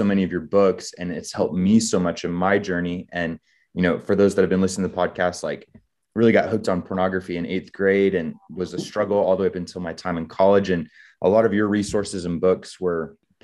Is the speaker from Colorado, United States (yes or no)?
yes; Colorado Springs, Colorado, United States; Colorado Springs, Colorado, my home city, my home state